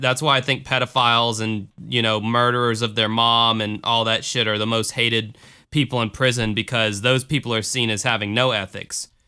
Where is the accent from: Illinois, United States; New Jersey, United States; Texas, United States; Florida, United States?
Florida, United States; Jacksonville; my hometown of Jacksonville, Florida.